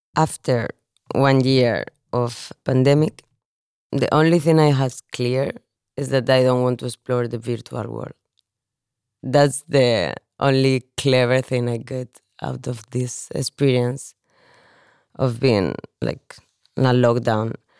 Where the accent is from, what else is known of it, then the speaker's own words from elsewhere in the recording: Spain; moved away as an adult; also born or lived in Valencia / Barcelona / Copenhagen; now in Denmark; I'm from Spain.